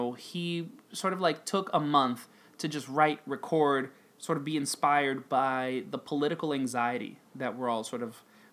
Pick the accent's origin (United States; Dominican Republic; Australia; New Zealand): Dominican Republic; But I grew up in the Dominican Republic, and so, like, I grew up with a very different perspective